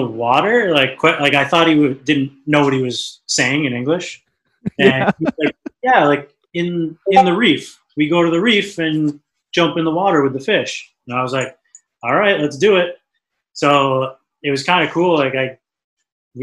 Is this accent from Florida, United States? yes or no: no; Cape Cod, Massachusetts, United States; growing up on the Cape